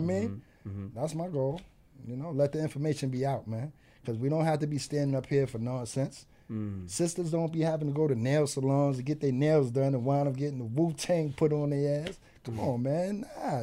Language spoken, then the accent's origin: English; New York City, New York, United States; born and raised in Harlem.